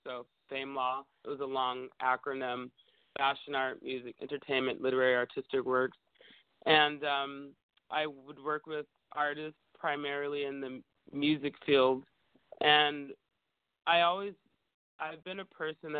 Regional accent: Bay Area, California, United States; now in Los Angeles, United States; I grew up in the Bay Area, and I think in San Francisco and Oakland

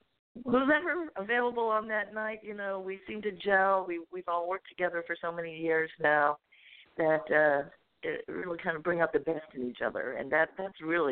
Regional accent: Fort Lauderdale, Florida, United States; I'm originally from Fort Lauderdale. I'm a Florida girl

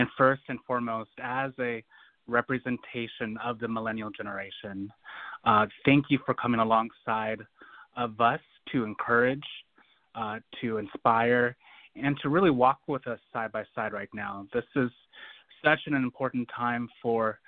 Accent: Portland, Oregon, United States; my hometown, Portland, Oregon, here in the Pacific Northwest

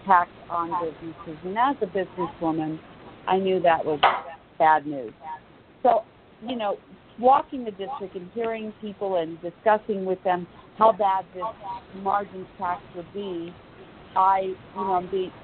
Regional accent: Los Angeles, California, United States; now in Las Vegas, United States; I'm from Los Angeles

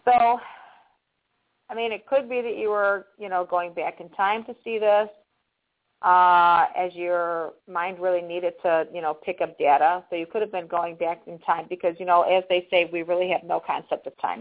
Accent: Chicago, Illinois, United States; we're both Chicagoans here

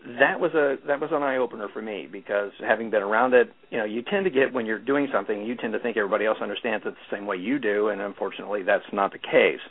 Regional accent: Midwest, United States; moved away as an adult; now in California, United States; was born and raised in the Midwest, and moved to California in 1985

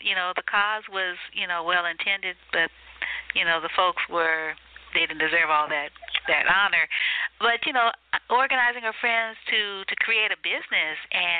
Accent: New Orleans, Louisiana, United States; moved away; I'm from New Orleans

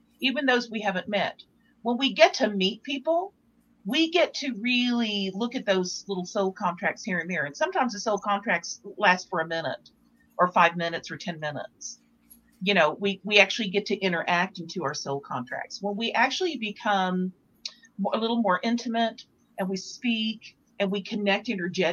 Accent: Texas, United States; now in Santa Fe, United States; I'm from Texas

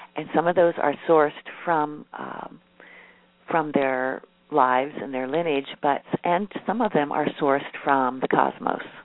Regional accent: Midwest, United States; I'm a Midwesterner and I grew up in a family

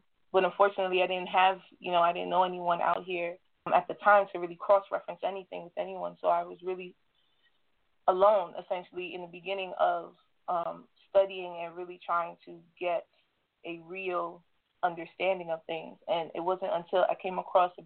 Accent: New York, United States; I'm coming from the New York territory

